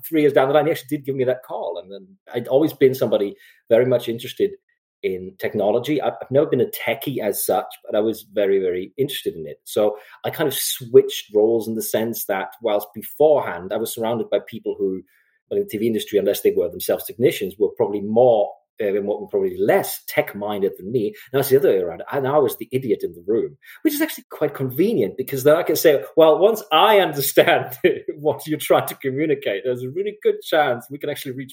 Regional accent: Germany; moved away as an adult; I grew up in Germany. I'm German

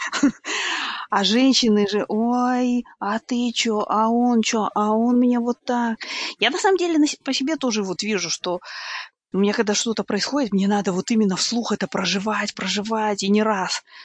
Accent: Kazakhstan; moved away; мы, ну, казахи когда-либо были очень сильными мусульманами

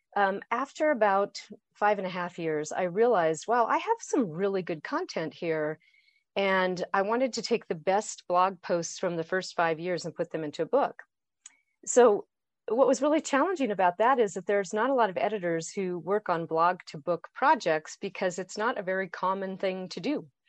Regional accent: Boise, Idaho, United States; now in Colorado, United States; I grew up in Boise, Idaho. I, I live in Colorado.

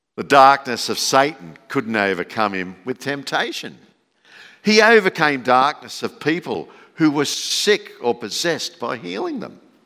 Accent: Campbelltown, New South Wales, Australia; moved away as an adult; also born or lived in Sydney; now in Dalby, Australia; growing up in Campbelltown, which is about the size of Dolby then, there were no light displays.

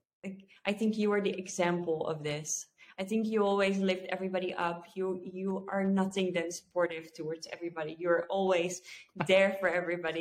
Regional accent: Netherlands; I was born in the Netherlands, very safe

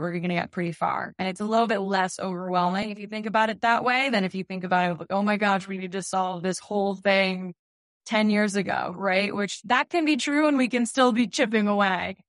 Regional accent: Wolfeboro, New Hampshire, United States; also born or lived in Steamboat Springs, Colorado; I was born and raised in New Hampshire, and I made my way back and I'm still living in the Grant State

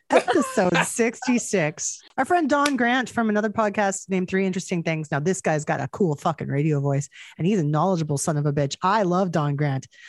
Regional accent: Canada; as a Canadian

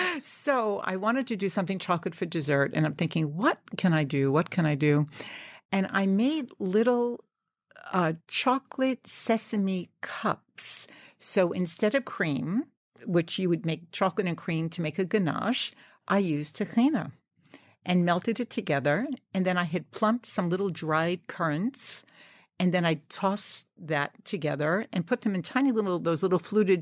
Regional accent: New York, United States; I'm a New Yorker, so I sort of took that for granted.

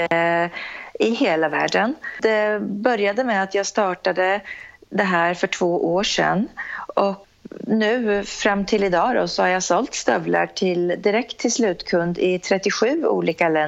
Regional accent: Norrköping, Östergötland, Sweden; Jag är en tjej från Norrköping, entreprenör som sagt

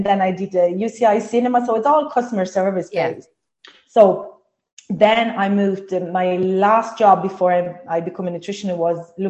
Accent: Sardinia, Italy; English is a second language; moved away as an adult; now in Ireland; I'm from Italy, from Sardinia. I moved to Ireland 17 years ago.

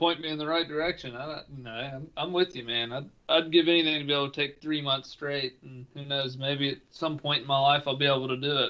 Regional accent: Tennessee, United States; I'm from Tennessee. I live in West Tennessee.

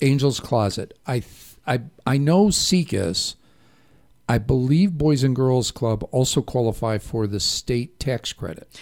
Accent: Chicago, Illinois, United States; moved away; I did not grow up Catholic, even though I was from Chicago

